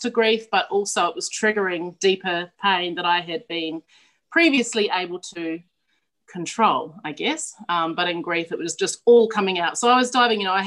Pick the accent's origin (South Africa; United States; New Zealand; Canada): New Zealand; moved away as an adult; now in Australia; I'm originally from New Zealand. I grew up in the high country sheep farm of New Zealand, so I'm like a Kiwi cliche